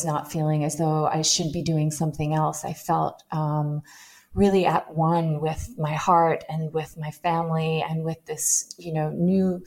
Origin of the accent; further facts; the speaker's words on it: Long Island, New York, United States; also born or lived in Manhattan; I grew up in Long Island, New York, only around 30 minutes from New York City